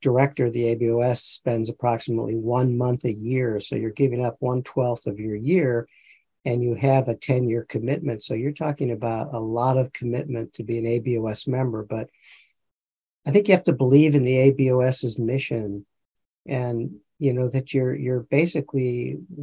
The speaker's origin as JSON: {"language": "English", "town": "Chicago", "region": "Illinois", "country": "United States", "tie": "born or raised there", "moved": "yes", "lives_now": "Iowa, United States", "said": "I grew up in Chicago"}